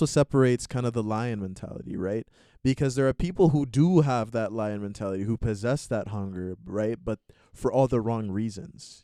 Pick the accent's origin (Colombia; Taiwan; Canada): Canada; Montreal, Quebec; I was born in Montreal here in Canada